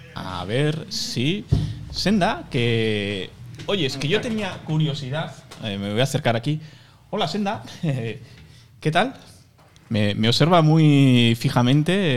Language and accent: Spanish; Irun, Basque Country, Spain; yo soy de Irún, tenemos el aeropuerto en Fuente Fuenterrabía